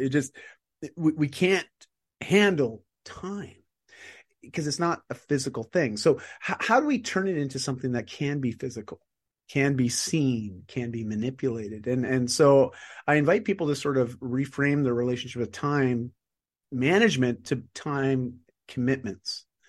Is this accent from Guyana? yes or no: no; Canada; I'm Canadian